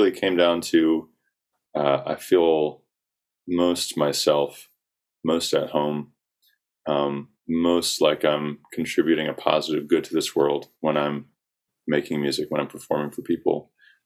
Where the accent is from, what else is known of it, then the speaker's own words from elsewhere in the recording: South Carolina, United States; I grew up in South Carolina